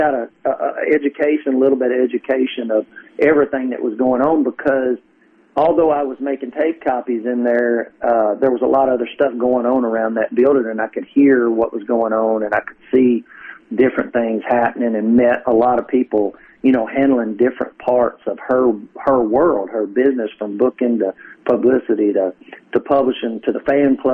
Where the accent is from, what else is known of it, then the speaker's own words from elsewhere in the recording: Kentucky, United States; moved away; I grew up in Kentucky.